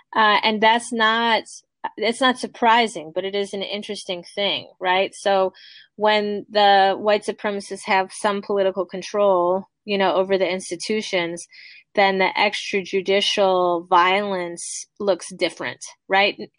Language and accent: English; United States; as an American culture